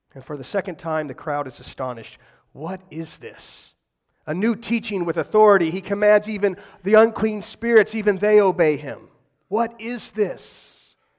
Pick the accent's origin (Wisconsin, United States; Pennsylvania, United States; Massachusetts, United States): Pennsylvania, United States; McKeesport; I grew up in McKeesport